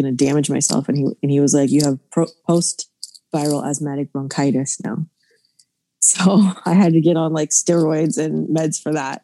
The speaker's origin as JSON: {"language": "English", "region": "Florida", "country": "United States", "said": "I'm from Florida"}